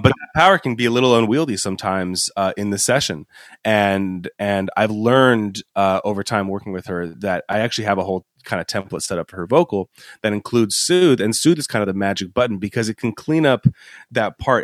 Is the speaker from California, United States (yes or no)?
yes; Los Angeles, California, United States; also born or lived in Boston; I'm from Los Angeles area in the first place. That's where I was born